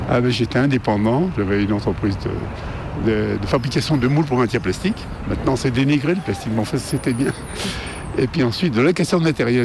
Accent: Lyon, Auvergne-Rhône-Alpes, France; je suis lyonnais depuis longtemps

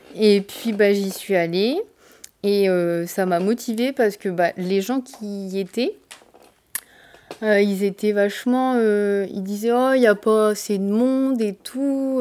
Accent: Abbeville, Hauts-de-France, France; also born or lived in Amiens; now in near Amiens, France; je suis originaire d'Abbeville

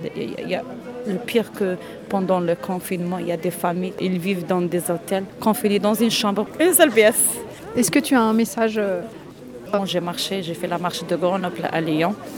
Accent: Oran, Oran Province, Algeria; moved away as an adult; now in France; Je suis née en Algérie, grandi en Algérie

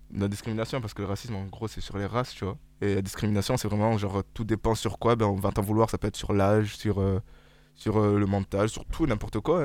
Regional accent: France; on est français

